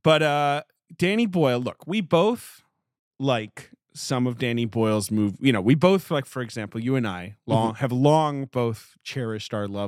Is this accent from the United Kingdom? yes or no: yes; United Kingdom; accent: not English-sounding; No, but I did grow up in Britain. And not only did I grow up in Britain, I grew up in Britain when this man was making movies and changing British culture.